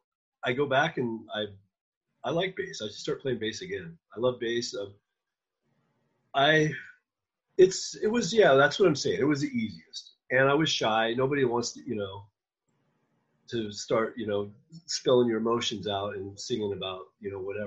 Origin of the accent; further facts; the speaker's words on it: Oregon, United States; also born or lived in Eugene, Oregon / Portland, Oregon; I was born in Oregon